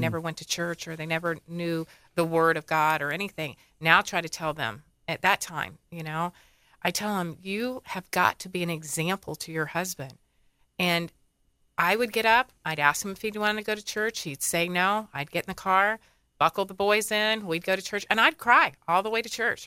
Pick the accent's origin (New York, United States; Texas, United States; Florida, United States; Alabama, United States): Florida, United States; Dunedin; also born or lived in Tarpon Springs, Florida; I'm a Floridian. I was born in Dunedin. Okay. And lived here my whole life.